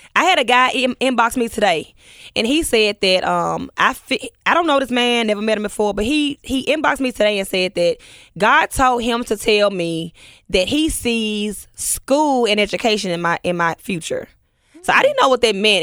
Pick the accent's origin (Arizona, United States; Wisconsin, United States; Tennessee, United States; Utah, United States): Tennessee, United States; Memphis; we grew up together in Orange Mound